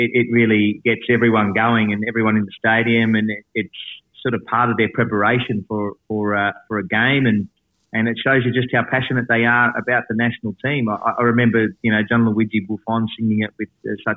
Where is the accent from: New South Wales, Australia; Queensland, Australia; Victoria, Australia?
Victoria, Australia; Melbourne; I grew up in Faulkner in the northern suburbs, and I played for the Faulkner Azzurri and as a kid